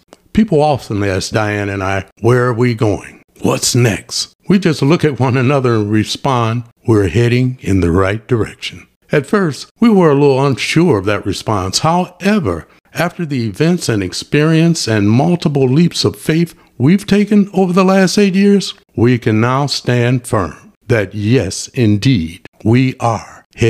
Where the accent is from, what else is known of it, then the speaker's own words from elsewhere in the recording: Michigan, United States; moved away as an adult; I grew up and lived in Michigan for the first 60 plus years.